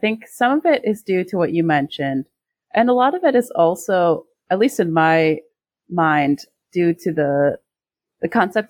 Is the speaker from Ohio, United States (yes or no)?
yes; Ohio, United States; moved away as an adult; also born or lived in Siena, Italy / South Korea; now in Florence, Italy; I grew up in Ohio, actually. Mm-hmm. I moved here in 2016.